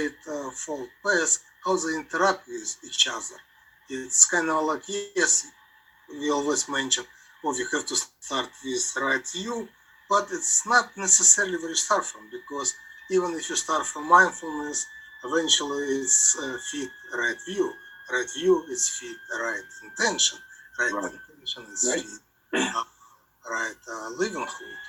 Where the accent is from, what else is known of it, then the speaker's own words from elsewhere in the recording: Georgia; accent: Soviet Union; now in Cleveland, United States; My accent is from Soviet Union. I'm from Georgia.